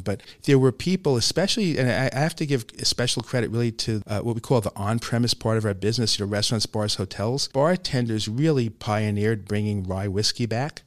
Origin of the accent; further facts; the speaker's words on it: New York City, New York, United States; also born or lived in Upper West Side, Manhattan; I grew up in Brooklyn. I was born in Brooklyn, quite long before Brooklyn was cool